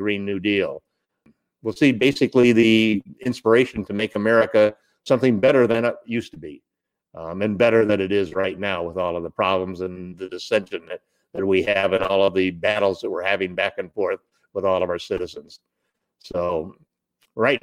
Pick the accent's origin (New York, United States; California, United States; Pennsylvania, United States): California, United States; Monrovia; I grew up in the San Gabriel Valley down in Southern California, in Monrovia, Arcadia area, right up next to the San Gabriel Mountains.